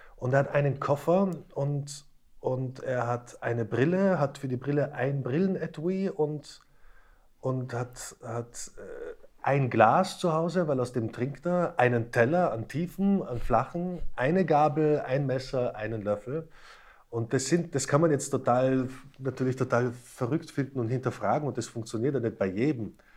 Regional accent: Slovakia; moved away; also born or lived in Tyrol; wir sind ja beide gebürtige Slowaken

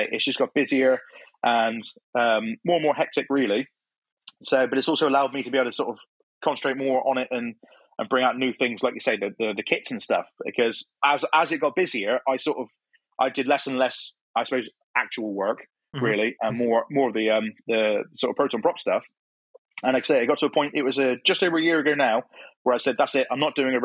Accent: Cornwall, South West England, United Kingdom; moved away as an adult; now in Plymouth, United Kingdom; I'm from Cornwall originally. And then I'd moved to Plymouth, which is the next county over.

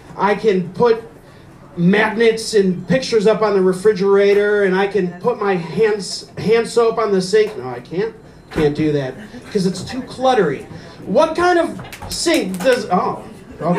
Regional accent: Fairport Harbor, Ohio, United States; now in Painesville, United States; I'm from Fairport Harbor

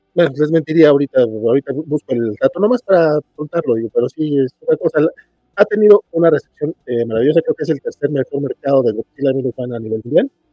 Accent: Mexico; acá como mexicano

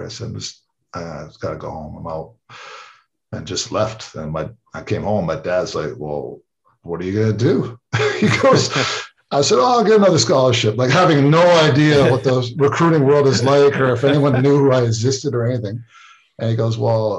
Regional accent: Canada; moved away as an adult; also born or lived in United States; I'm Canadian

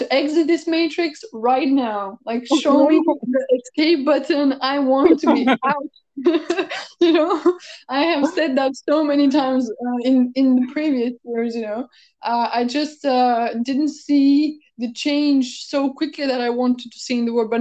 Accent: Bulgaria; moved away as an adult; also born or lived in United States; I came from the States to back to my hometown in Bulgaria

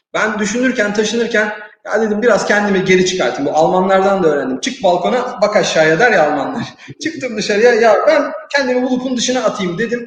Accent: Turkey; moved away as an adult; now in Morocco; bir Türk olarak e, cebinde Türk pasaportuyla gezen ve Türk firmasını temsil eden birisi olarak

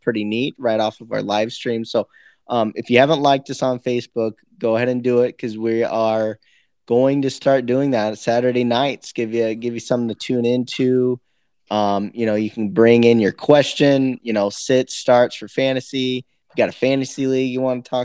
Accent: Iowa, United States; I'm from Iowa

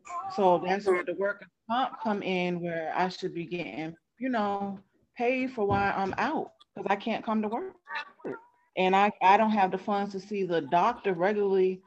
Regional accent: Rhode Island, United States; now in Atlanta, United States; I'm from Rhode Island, but I live in Georgia now

